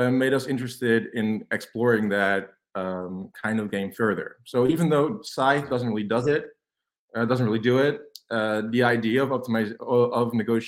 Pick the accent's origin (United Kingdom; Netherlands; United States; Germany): Netherlands; I'm from Holland. I'm a teacher here, high school teacher